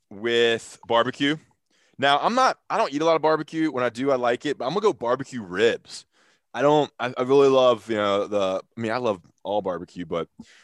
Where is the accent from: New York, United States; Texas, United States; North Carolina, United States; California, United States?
North Carolina, United States; I'm born and raised North Carolina.